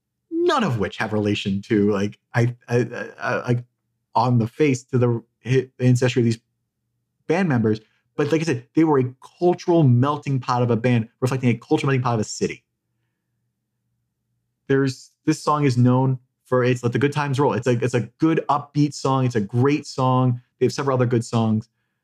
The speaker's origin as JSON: {"language": "English", "town": "South Burlington", "region": "Vermont", "country": "United States", "tie": "born or raised there", "said": "South Burlington, Vermont. Shout out to my hometown little tiny music venue."}